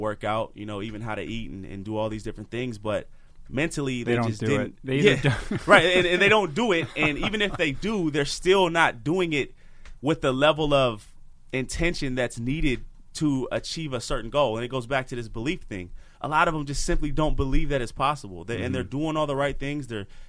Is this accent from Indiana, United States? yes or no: no; Portland, Oregon, United States; So just to give you a little backstory, so I'm from Portland, Oregon, and I grew up playing football and I loved it so much.